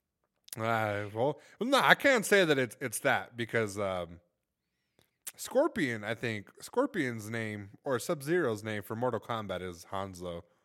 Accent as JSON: {"language": "English", "town": "Los Angeles", "region": "California", "country": "United States", "moved": "yes", "said": "I'm from Los Angeles"}